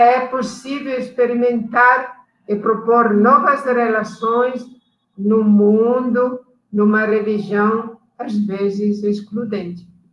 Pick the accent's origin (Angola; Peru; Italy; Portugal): Italy; Portuguese is a second language; moved away as an adult; also born or lived in Abaetetuba, Pará, Brazil; now in Pará, Brazil; nós estávamos chegando da Itália